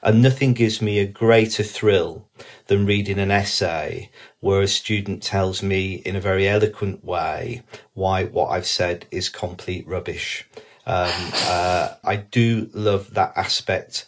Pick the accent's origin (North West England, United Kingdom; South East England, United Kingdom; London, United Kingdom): North West England, United Kingdom; the Northwest; I was brought up in the Northwest in the 1980s